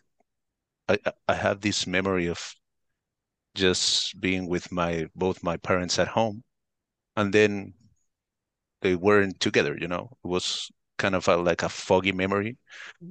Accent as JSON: {"language": "English", "town": "Santiago", "region": "Santiago Metropolitan Region", "country": "Chile", "first_language": "Spanish", "second_language": "English", "said": "I'm from Chile, Santiago. This is in South America. So my native language is Spanish."}